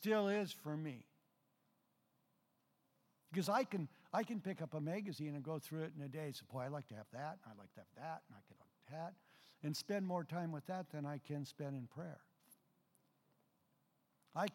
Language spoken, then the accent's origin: English; Mount Vernon, Washington, United States; I was born in Mount Vernon.